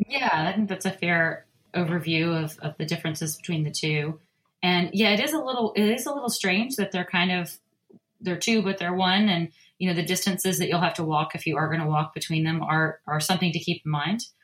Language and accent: English; the South, United States; I'm from the South